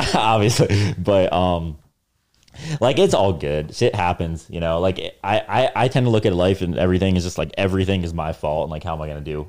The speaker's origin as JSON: {"language": "English", "region": "New Jersey", "country": "United States", "tie": "born or raised there", "said": "North Jersey"}